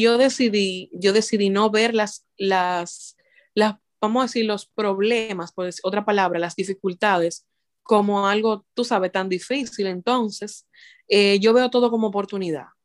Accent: Dominican Republic; moved away as an adult; nosotros nos casamos en mi país de origen, en Dominicana

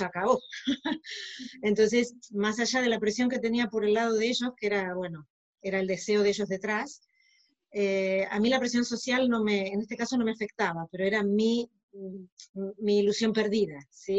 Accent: Argentina; moved away as an adult; now in Barcelona, Spain; yo soy originaria de Argentina, aunque ahora estoy viviendo en Barcelona

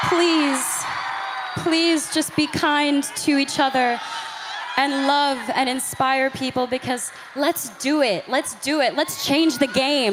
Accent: Grand Prairie, Texas, United States; I'm from Grand Prairie, Texas

